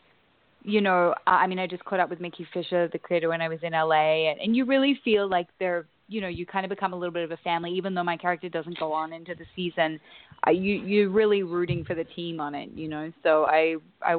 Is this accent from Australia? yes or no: yes; Australia; I'm obviously Australian